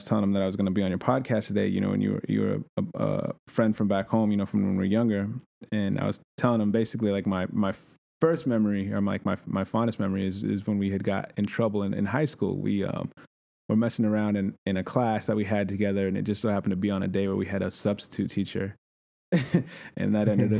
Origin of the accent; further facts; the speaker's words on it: Bayard, Nebraska, United States; also born or lived in Scottsbluff, Nebraska; I grew up in Baird, Nebraska